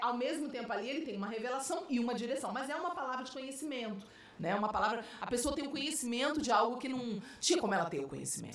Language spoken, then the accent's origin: Portuguese; Rio de Janeiro, Brazil; moved away as an adult; also born or lived in Belo Horizonte / São Paulo; eu sou carioca